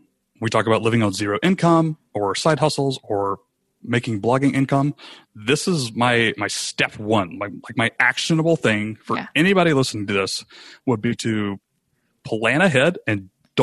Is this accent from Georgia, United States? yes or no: yes; Rome, Georgia, United States; we decided to move back to Rome, Georgia, which is mm-hmm. where I'm broadcasting from right now. It's my hometown. I grew up here.